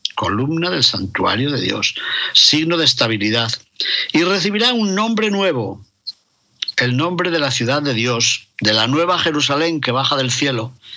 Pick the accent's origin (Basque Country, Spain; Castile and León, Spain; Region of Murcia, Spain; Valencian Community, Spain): Castile and León, Spain; León; en el Panteón de los Reyes de León, en la Colegiata de San Isidoro, en mi ciudad natal